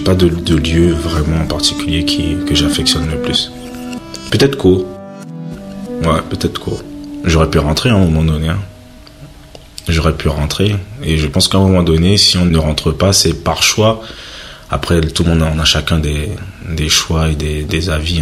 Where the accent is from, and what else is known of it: French Guiana; moved away as an adult; now in France